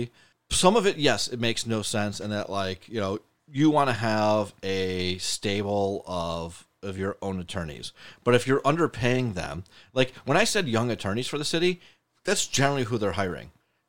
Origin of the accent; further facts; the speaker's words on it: Lancaster, New York, United States; I'm from Lancaster.